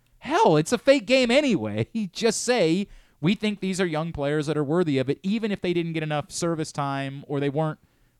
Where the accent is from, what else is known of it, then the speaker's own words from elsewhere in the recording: Parkville, Maryland, United States; I'm from Parkville, yeah.